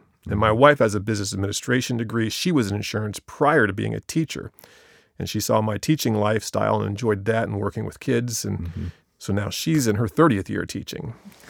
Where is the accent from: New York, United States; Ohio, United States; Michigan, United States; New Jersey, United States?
Ohio, United States; Marshallville; I was born and raised in Marshallville, so I'm 55 years old. So I've been there since 1965.